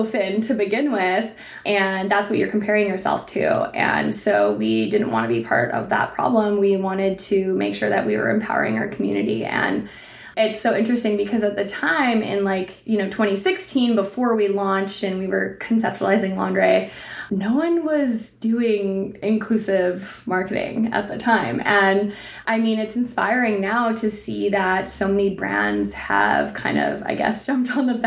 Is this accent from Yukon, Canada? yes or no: yes; Yukon, Canada; I grew up in the Yukon, definitely very immersed in nature as well